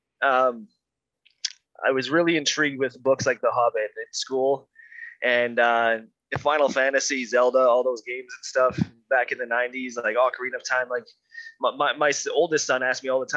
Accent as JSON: {"language": "English", "region": "Alberta", "country": "Canada", "tie": "born or raised there", "said": "We played back in my hometown. It's a little oil patch town here in Alberta"}